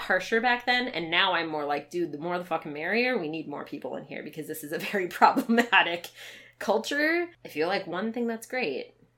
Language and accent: English; Minnesota, United States; Growing up in Minnesota